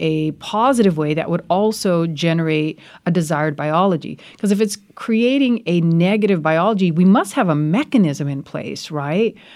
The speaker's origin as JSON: {"language": "English", "country": "United States", "also_born_or_lived": "rural India", "moved": "yes", "lives_now": "India", "said": "I'm very, very fortunate to be a part of two cultures. I love being an American"}